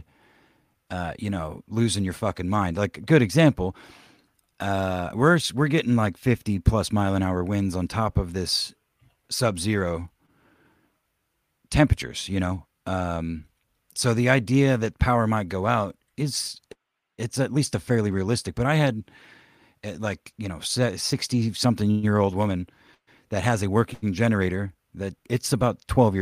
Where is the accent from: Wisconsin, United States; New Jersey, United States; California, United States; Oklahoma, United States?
Oklahoma, United States; moved away; when I was growing up in Oklahoma